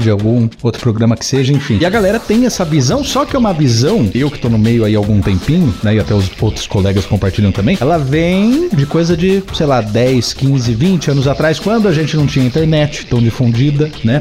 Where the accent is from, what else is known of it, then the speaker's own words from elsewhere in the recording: Jaú, São Paulo, Brazil; moved away as an adult; also born or lived in Bauru / Curitiba / Guarapuava / Botucatu; now in Ponta Grossa, Brazil; Sou nascido e criado em Jaú